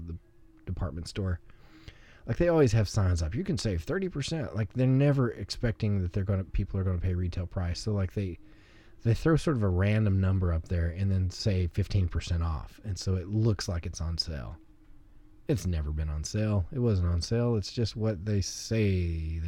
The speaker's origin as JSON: {"language": "English", "region": "Arkansas", "country": "United States", "moved": "yes", "said": "I'm from Arkansas, so I still say the lines busted from the ice"}